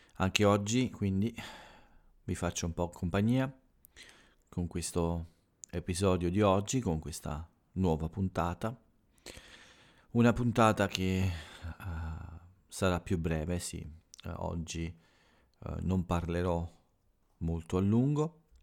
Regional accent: Italy; del mio paese

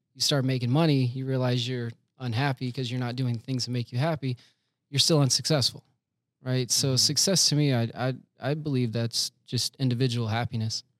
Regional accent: Winter Haven, Florida, United States; now in Orlando, United States; I was born and raised in Florida, Winter Haven, Florida, which is pretty much like the belly button of Florida

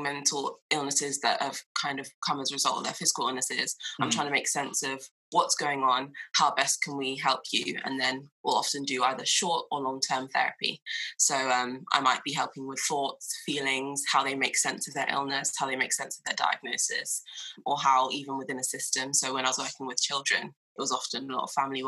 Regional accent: Croydon, London, United Kingdom; also born or lived in Wallington, Surrey; I'm originally from Croydon, South London

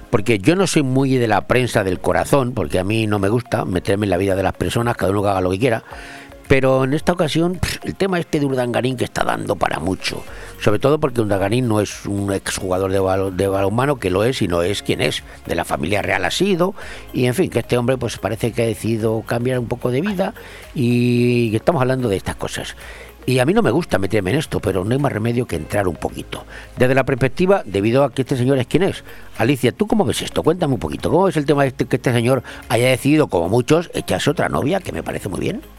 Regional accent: Madrid, Community of Madrid, Spain; moved away; el bandido de Madrid, de mi pueblo

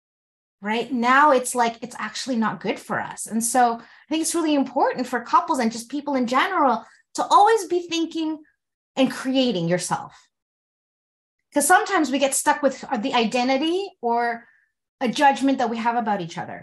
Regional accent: Canada; my mom came to Canada 2 years before I was born

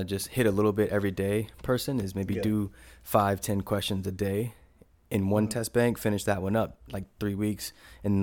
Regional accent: Durham, North Carolina, United States; also born or lived in Raleigh, North Carolina; now in Asheville, United States; I grew up in Durham

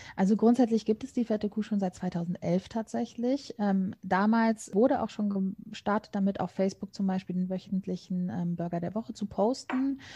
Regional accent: Cologne, North Rhine-Westphalia, Germany; grundsätzlich komme ich tatsächlich auch gebürtig aus Köln, bin immer hier geblieben

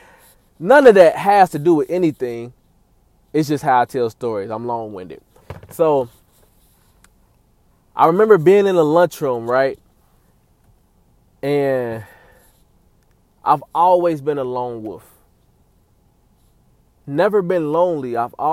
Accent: Cincinnati, Ohio, United States; That's where I'm born and raised, man. Shout out Cincy. I was born and raised in Cincinnati, Ohio.

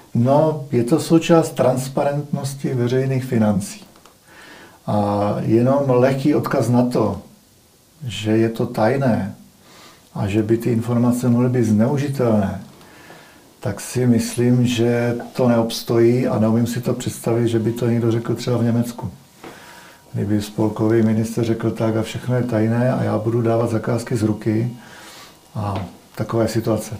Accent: Czechia; my jako Češi

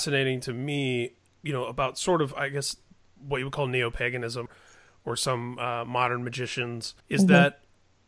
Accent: Indiana, United States; I grew up in Indiana

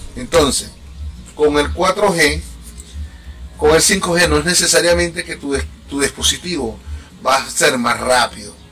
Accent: Venezuela; now in Chile; soy extranjero, soy venezolano

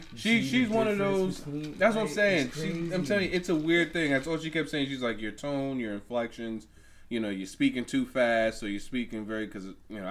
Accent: New York, United States; moved away; also born or lived in the South; What part of the South Bronx, motherfucker? That's where I'm from.

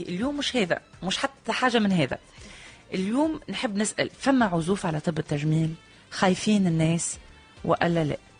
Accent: Tunisia; عندنا في تونس

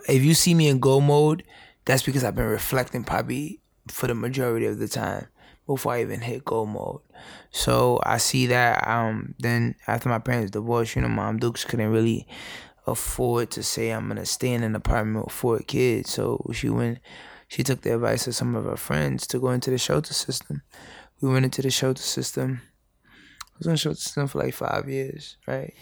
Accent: New York City, New York, United States; born and raised in the Bronx, um, immigrant parents

